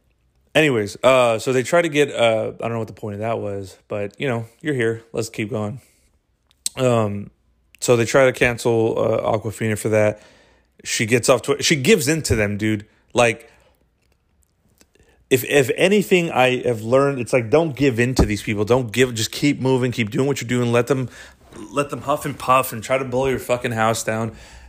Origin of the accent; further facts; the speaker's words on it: New York, United States; because I grew up in New York and I grew up in an environment where people talked a little different, and I adopted that, you know, that dialect or whatever